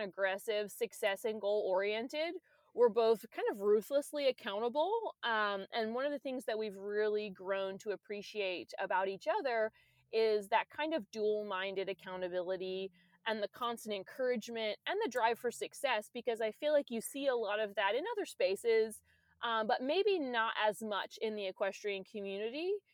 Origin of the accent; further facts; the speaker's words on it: Maryland, United States; now in Virginia, United States; we're both from Maryland, I live in Virginia